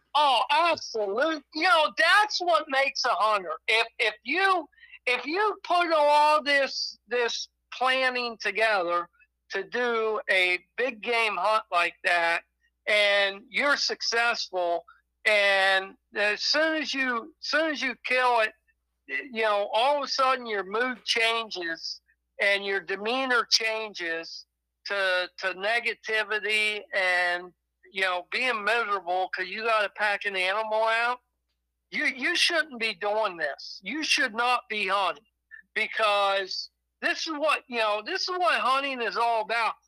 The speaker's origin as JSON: {"language": "English", "region": "Pennsylvania", "country": "United States", "tie": "born or raised there", "moved": "yes", "lives_now": "New York, United States", "said": "I grew up in Pennsylvania, and I moved up here in New York"}